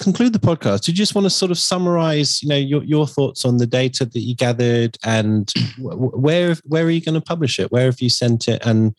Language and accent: English; Harrow, London, United Kingdom; I was born in Harrow.